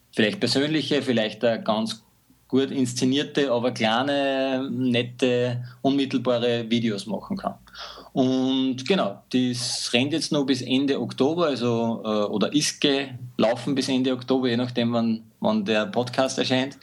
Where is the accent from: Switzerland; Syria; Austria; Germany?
Austria; Mühlviertel, Upper Austria; moved away as an adult; now in Linz, Austria; geboren im Mühlviertel in einem kleinen Dorf, bin nach Linz gezogen in die große Stadt